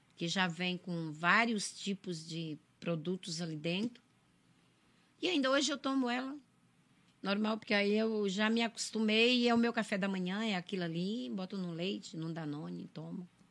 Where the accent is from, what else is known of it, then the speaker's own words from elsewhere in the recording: interior of Ceará, Brazil; also born or lived in São Paulo; now in Santa Catarina, Brazil; Eu nasci no interior do Ceará, interior de Fortaleza. Eu vim para cá em 2000, em junho de 2000. Caí de paraquedas em Santa Catarina.